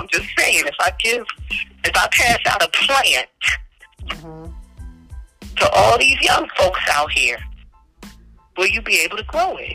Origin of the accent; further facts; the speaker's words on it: Philadelphia, Pennsylvania, United States; I'm from West Philly